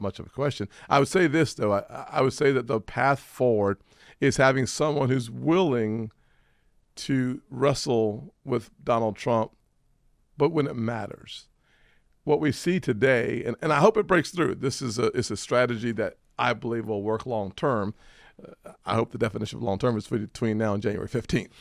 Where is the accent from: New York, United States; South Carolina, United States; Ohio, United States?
South Carolina, United States; I'm from South Carolina